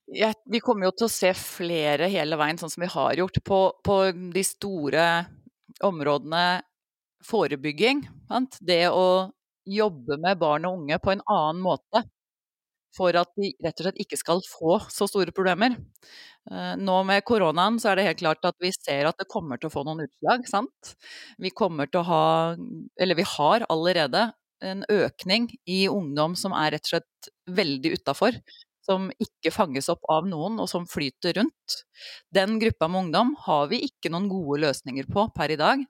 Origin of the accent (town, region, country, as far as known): Norway